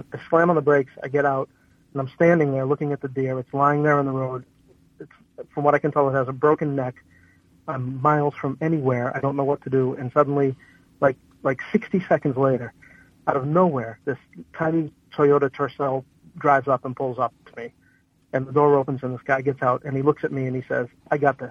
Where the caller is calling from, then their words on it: Worcester, Massachusetts, United States; I'm calling from Worcester